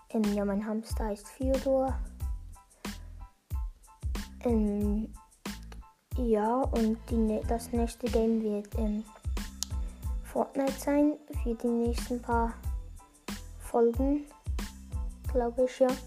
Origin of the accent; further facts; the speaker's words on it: Switzerland; accent: Bernese German; wenn soll ich bin ja Schweizer, habe ich schon im Trailer gesagt. Ähm, wenn soll ich Berndeutsch sprechen?